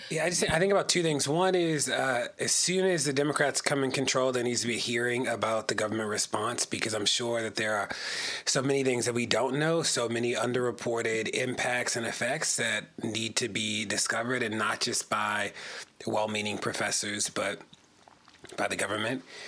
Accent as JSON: {"language": "English", "town": "Baltimore", "region": "Maryland", "country": "United States", "said": "I live in Baltimore. I'm from Baltimore"}